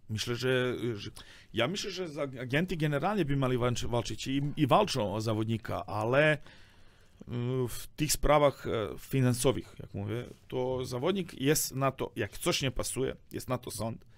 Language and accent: Polish; Serbia; Polish is a second language; now in Poland; ja jestem ze Serbii